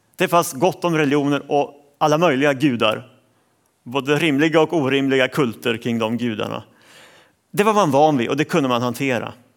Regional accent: Sweden; jag som svensk

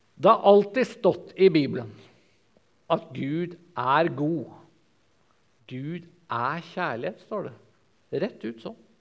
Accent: Sørlandet, Southern Norway, Norway; som sørlending

